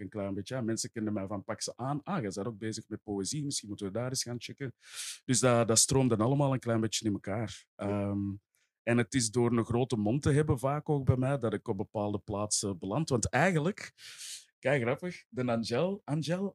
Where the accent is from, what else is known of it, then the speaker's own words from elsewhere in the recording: Essen, Flanders, Belgium; ik ben zelf van Essen tegen de, tegen de Noorderkempen, tegen Roosendaal